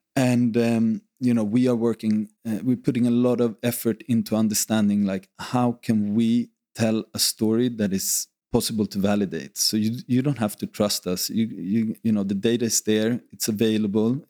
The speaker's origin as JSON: {"language": "English", "country": "Sweden", "tie": "born or raised there", "moved": "as an adult", "lives_now": "Ibiza, Spain", "said": "I grew up in Sweden"}